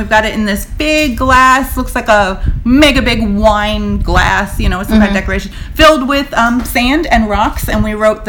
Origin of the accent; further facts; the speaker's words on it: Florida, United States; I'm born and raised in Florida.